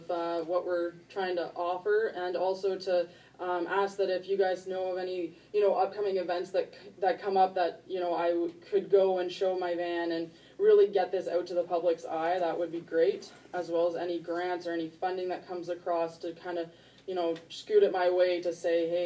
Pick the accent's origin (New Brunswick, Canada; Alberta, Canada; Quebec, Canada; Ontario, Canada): Ontario, Canada; now in Peace River, Canada; I'm actually originally from Ontario